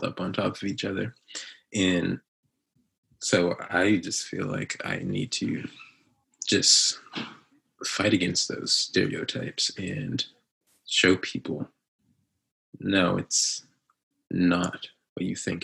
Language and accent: English; North Preston, Nova Scotia, Canada; growing up in North Preston